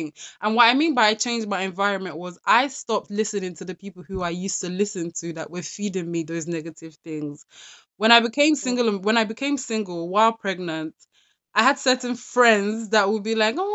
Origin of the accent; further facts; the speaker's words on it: London, United Kingdom; I grew up in South London